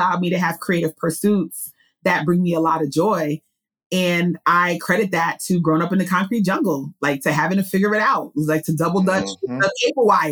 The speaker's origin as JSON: {"language": "English", "town": "New York City", "region": "New York", "country": "United States", "tie": "born or raised there", "also_born_or_lived": "Budapest, Hungary", "said": "I'm a Queens girl, born and raised in New York City"}